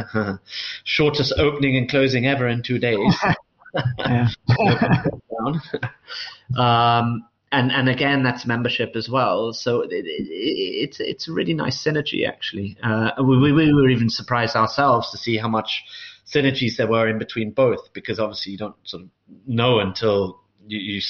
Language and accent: English; London, United Kingdom; moved away as an adult; I grew up in London, really, for the first 18 years of my life, literally since almost I was born